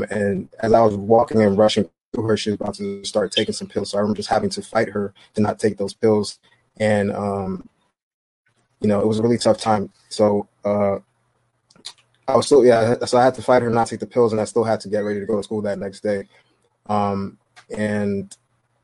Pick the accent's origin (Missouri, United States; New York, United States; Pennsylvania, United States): New York, United States; New York City; I'm from Brooklyn, New York